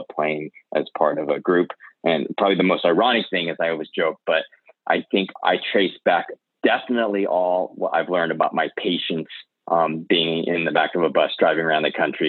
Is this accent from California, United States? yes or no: yes; Bay Area, California, United States; growing up in the Bay Area